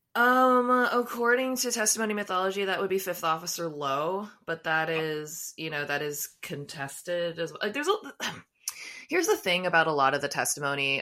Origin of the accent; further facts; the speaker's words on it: United States; I didn't grow up listening to country, even though I'm from the United States